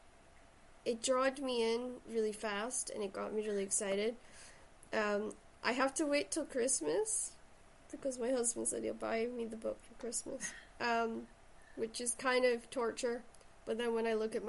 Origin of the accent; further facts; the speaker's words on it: Shetland, Scotland, United Kingdom; now in Stirling, United Kingdom; I originally come from Shetland, so that's where the accent comes from.